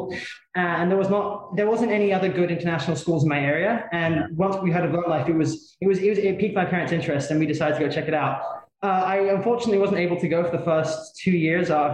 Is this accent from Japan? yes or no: no; England, United Kingdom; now in Barcelona, Spain; I'm from England. I moved here 7 years ago